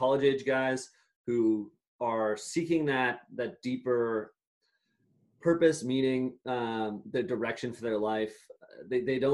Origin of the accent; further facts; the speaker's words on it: Massachusetts, United States; I'm from Massachusetts, and I at the time was at a very liberal public high school